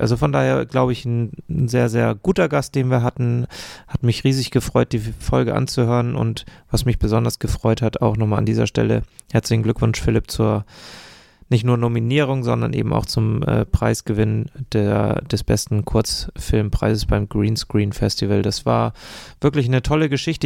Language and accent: German; Eckernförde, Schleswig-Holstein, Germany; hier bei uns in Eckernförde